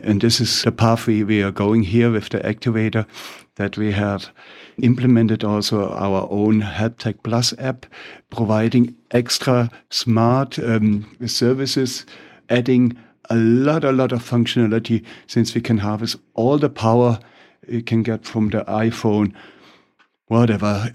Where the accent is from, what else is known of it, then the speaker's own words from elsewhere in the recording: Germany; English is a second language; with my funny accent, I'm from Germany